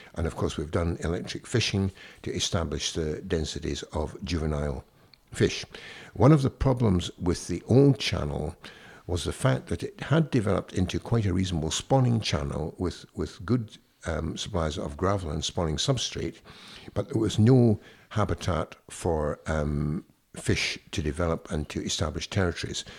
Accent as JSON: {"language": "English", "town": "Ayr", "region": "Scotland", "country": "United Kingdom", "tie": "born or raised there", "also_born_or_lived": "Denmark", "said": "I came from Ayr and I used to fish regularly"}